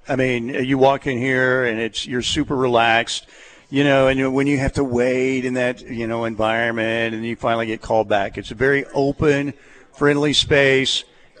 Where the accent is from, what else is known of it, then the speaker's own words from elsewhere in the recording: Norman, Oklahoma, United States; I was born and raised in Norman, but when I was in high school, it was like 80,000 people, 85 maybe, something like that. Norman's got like 123,000 now.